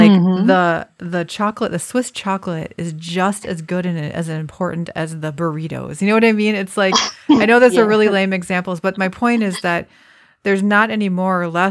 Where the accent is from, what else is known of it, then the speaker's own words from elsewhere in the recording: United States; I, as an American